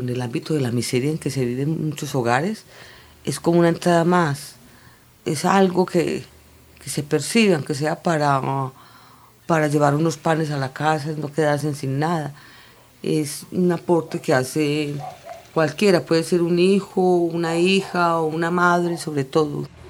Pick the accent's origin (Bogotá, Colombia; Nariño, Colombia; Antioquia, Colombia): Antioquia, Colombia; Bello; Vivo en Bello, y nací y crecí realmente pues en Bellú, en el barrio del Congolo.